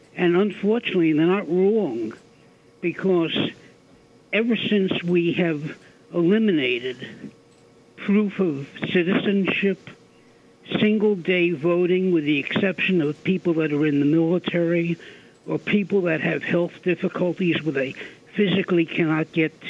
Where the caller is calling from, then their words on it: Oyster Bay, New York, United States; I'm from Oyster Bay.